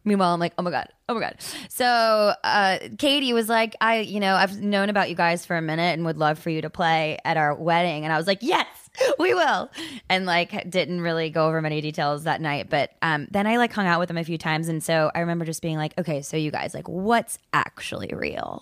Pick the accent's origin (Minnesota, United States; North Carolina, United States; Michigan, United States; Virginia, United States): North Carolina, United States; Charlotte; moved away; also born or lived in New York; I'm originally from Charlotte, North Carolina